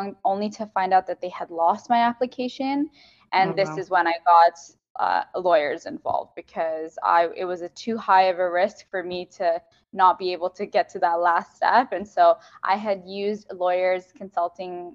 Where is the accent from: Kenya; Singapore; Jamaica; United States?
Kenya; moved away as an adult; also born or lived in Ottawa, Canada; now in Toronto, Canada; I'm born and raised in Kenya. My family is there. I'm the sixth generation Kenyan, but I'm Indian Kenyan